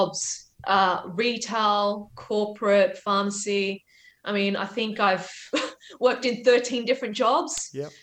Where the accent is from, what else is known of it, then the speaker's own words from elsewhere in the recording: Australia; I'm a first generation Australian